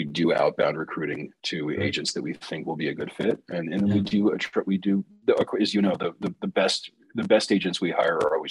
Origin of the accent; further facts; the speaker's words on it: Southern California, United States; I was born in Southern California to two parents that had master's degrees.